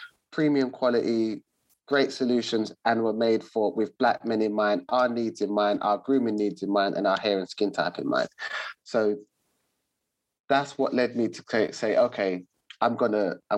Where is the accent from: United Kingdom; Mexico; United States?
United Kingdom; London; I'm born and raised in Southeast London